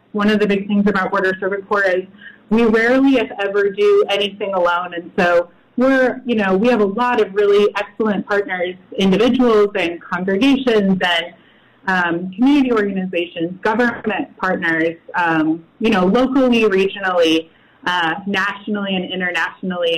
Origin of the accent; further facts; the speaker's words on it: Midwest, United States; moved away as an adult; also born or lived in El Paso, Texas; now in Las Cruces, United States; I'm originally from the Midwest